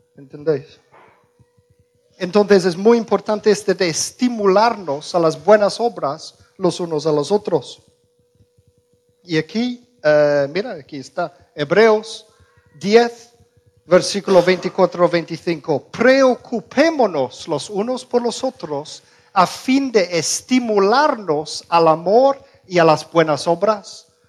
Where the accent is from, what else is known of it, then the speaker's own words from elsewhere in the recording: Birmingham, West Midlands, United Kingdom; Spanish is a second language; moved away; yo crecí en, Musulmanlandia, en Inglaterra, en Birmingham.